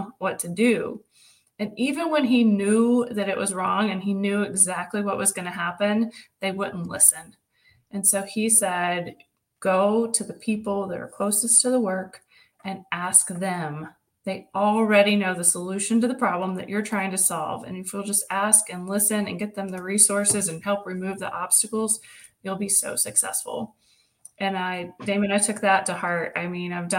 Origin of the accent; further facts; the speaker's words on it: Riceville, Tennessee, United States; So I grew up in Riceville, Tennessee, which is just south of Knoxville and just north of Chattanooga by 55 miles